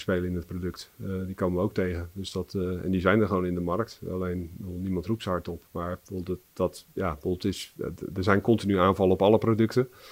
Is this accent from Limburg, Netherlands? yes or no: no; Barendrecht, South Holland, Netherlands; also born or lived in Rotterdam; geboren in Rotterdam en opgegroeid in Barendrecht